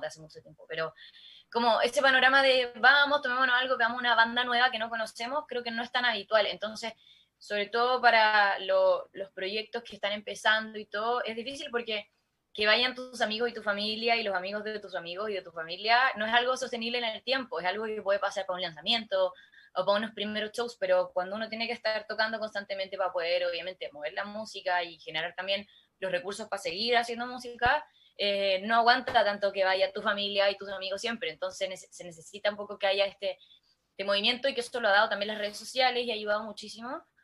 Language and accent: Spanish; La Serena, Coquimbo, Chile; mi mamá me llevaba a cantar a, Telenorte, canal regional de acá de La Serena